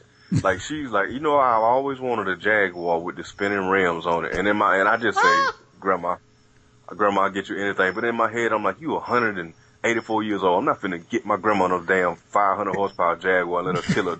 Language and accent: English; Atlanta, Georgia, United States; we had a chance to come back to Georgia, go back to Atlanta, you know, go to my home state and do anything.